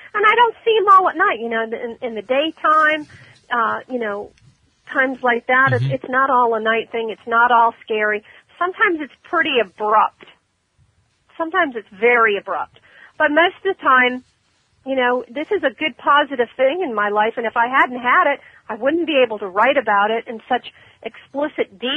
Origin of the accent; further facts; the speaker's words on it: Ormond Beach, Florida, United States; That's my hometown, Ormond